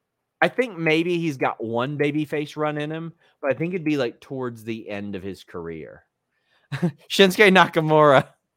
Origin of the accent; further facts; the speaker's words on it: Canada; I'm just a Canadian.